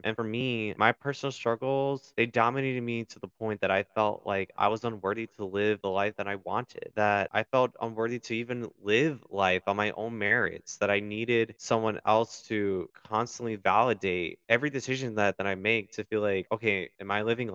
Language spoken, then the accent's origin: English; Milwaukee, Wisconsin, United States; also born or lived in Chicago, Illinois; I was born in Chicago, but for the majority of my life, I was raised in Milwaukee, Wisconsin